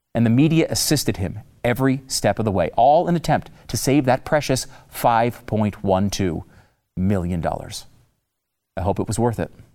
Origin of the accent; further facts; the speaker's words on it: United States; as the American people